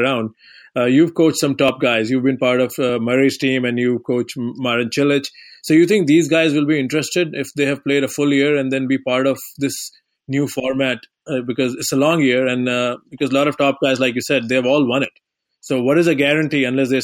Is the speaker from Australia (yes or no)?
no; India; moved away; I'm coming originally from India